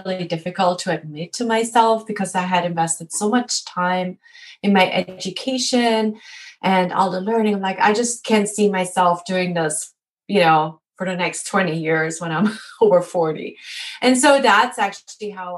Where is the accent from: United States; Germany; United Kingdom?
Germany; moved away; I'm actually originally from Germany